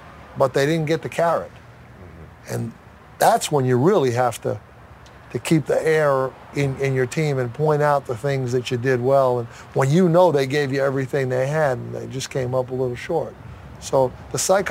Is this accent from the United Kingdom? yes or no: no; Hasbrouck Heights, New Jersey, United States; when I moved from Asbury Heights, New Jersey to another town